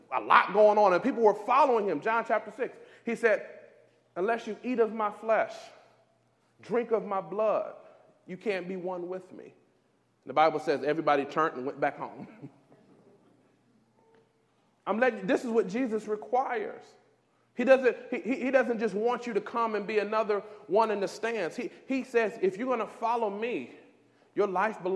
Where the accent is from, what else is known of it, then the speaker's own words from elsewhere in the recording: Detroit, Michigan, United States; moved away; I'm from Detroit